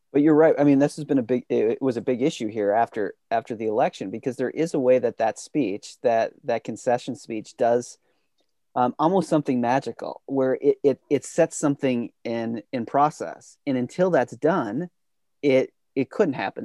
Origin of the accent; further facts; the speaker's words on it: United States; as an American in, you know, growing up through the eighties, nineties